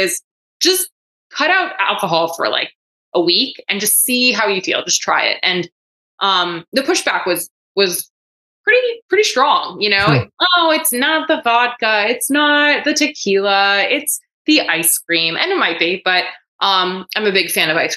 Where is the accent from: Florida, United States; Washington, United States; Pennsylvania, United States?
Florida, United States; Coral Springs; also born or lived in New York; I was born in New York. I grew up in South Florida in the greater Fort Lauderdale area, in a town called Coral Springs